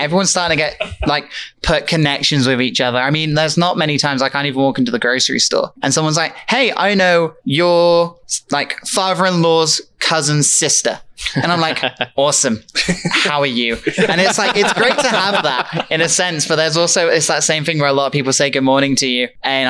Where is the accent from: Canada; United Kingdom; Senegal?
United Kingdom; then she heard my accent and we both looked at each other and went, British.